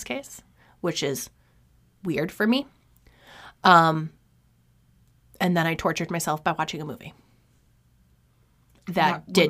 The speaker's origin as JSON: {"language": "English", "region": "New York", "country": "United States", "tie": "born there", "said": "So, needless to say, I was born in 1985 in New York State."}